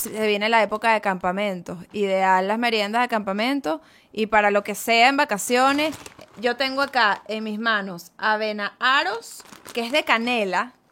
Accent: Venezuela; moved away as an adult; now in Spain; yo vengo de Venezuela

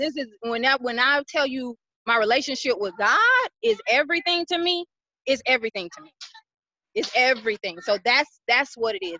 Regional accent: Atlanta, Georgia, United States; moved away as an adult; now in Dallas, United States; I am originally from Atlanta, Georgia. I have been in Dallas, Texas three years.

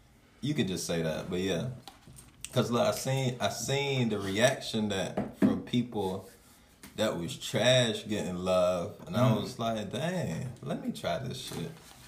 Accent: Northern Virginia, United States; I'm from North of Virginia.

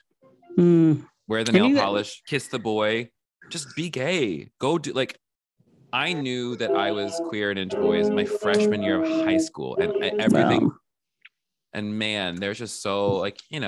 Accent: the South, United States; I grew up in the South

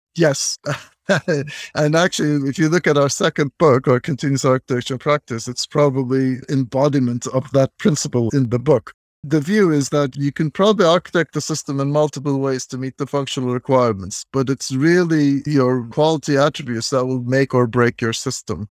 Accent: Turkey; moved away as an adult; also born or lived in Massachusetts, United States / San Francisco, California, United States; I'm originally from Turkey, and then I went to the United States to do my master's degree

